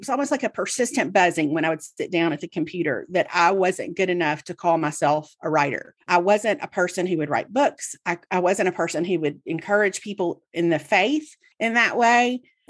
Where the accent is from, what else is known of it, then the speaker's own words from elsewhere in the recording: the South, United States; as somebody who was born and raised in the South, I have a certain degree of false humility that's just like embedded in me, right?